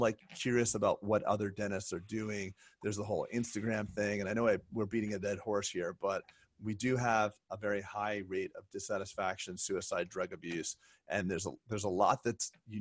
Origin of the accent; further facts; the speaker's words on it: United States; I'm American and I drive a pickup truck